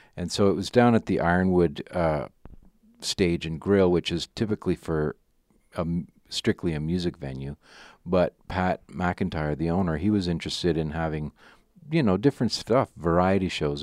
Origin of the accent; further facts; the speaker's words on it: Ottawa, Ontario, Canada; I grew up in Ottawa